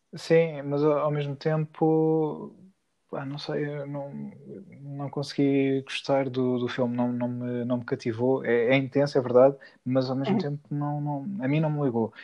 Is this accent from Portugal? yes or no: yes; Peniche, Centro, Portugal; em Peniche, na minha cidade natal